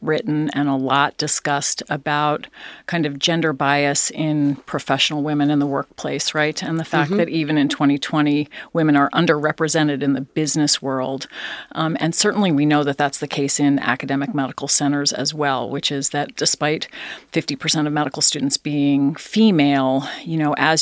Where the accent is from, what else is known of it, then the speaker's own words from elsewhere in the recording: East Coast, United States; also born or lived in Philadelphia, Pennsylvania; I was born there. Grew up on the East Coast